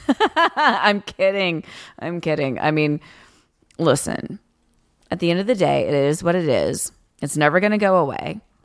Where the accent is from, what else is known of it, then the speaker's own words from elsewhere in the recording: Tennessee, United States; also born or lived in Louisiana; now in Los Angeles, United States; I'm originally from Tennessee